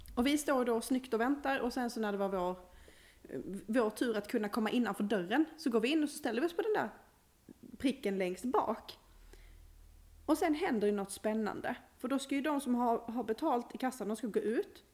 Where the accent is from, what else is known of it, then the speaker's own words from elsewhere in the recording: Skåne, Sweden; now in Uppsala, Sweden; Mitt skånska hjärta.